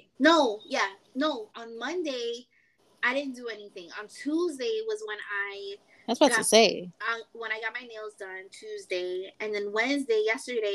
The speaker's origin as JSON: {"language": "English", "town": "New York City", "region": "New York", "country": "United States", "moved": "as an adult", "lives_now": "North Carolina, United States", "said": "I'm from New York. I'm from, you know, the Bronx"}